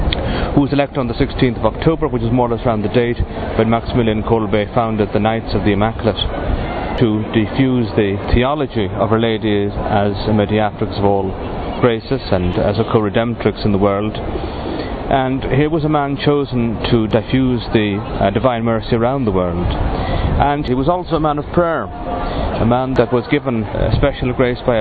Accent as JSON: {"language": "English", "town": "Dublin", "region": "Leinster", "country": "Ireland", "tie": "born or raised there", "moved": "yes", "lives_now": "Cuenca, Spain", "said": "I'm an Irish priest. I was born in Dublin, but I'm working in the Diocese of Cuenca, Spain"}